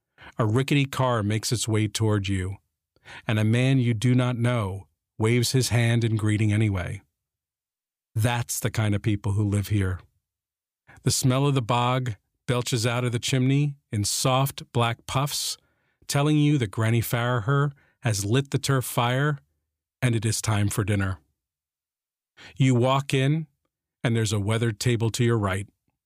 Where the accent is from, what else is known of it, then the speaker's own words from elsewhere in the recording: Jersey City, New Jersey, United States; growing up Irish, Catholic, and guilty in the swamps of New Jersey